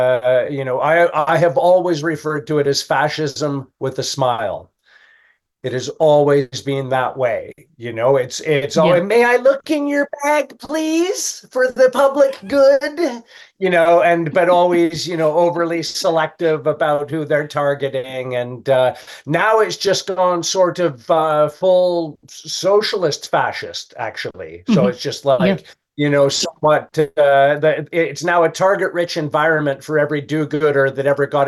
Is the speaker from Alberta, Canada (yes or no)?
yes; Calgary, Alberta, Canada; moved away as an adult; also born or lived in Los Angeles / Europe; now in United Kingdom; I'm from Calgary, Alberta, Canada